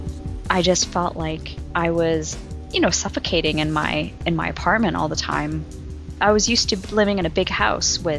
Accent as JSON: {"language": "English", "town": "Vancouver", "region": "British Columbia", "country": "Canada", "tie": "born or raised there", "also_born_or_lived": "Hong Kong", "moved": "as an adult", "lives_now": "Philadelphia, United States", "said": "I'd been born and raised in Vancouver up until then"}